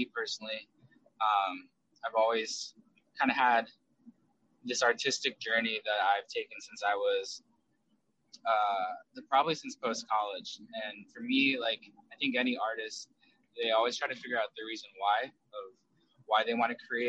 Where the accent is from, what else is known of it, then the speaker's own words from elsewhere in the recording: United States; also born or lived in South Korea / Southern California; I did grow up in South Korea with my biological mom and was adopted at the age of 5. And we were separated for a long time. So when I grew up in America, I grew up here in America starting at the age of 5